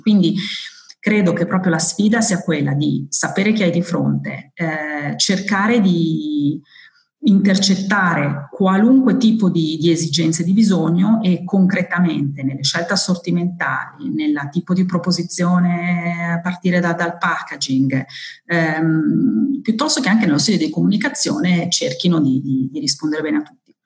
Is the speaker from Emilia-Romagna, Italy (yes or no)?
yes; Modena, Emilia-Romagna, Italy; Sono modenese di origine